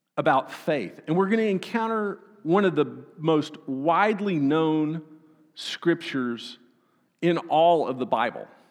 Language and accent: English; Austin, Texas, United States; I'm from Texas